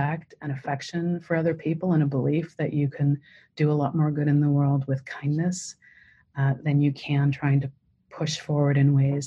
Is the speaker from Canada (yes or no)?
yes; Canada; moved away; I'm Canadian originally